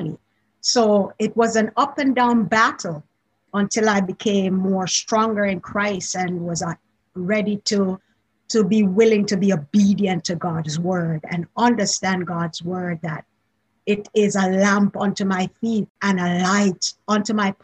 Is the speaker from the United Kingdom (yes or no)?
no; Jamaica; accent: Jamaican; moved away; I grew up in Jamaica originally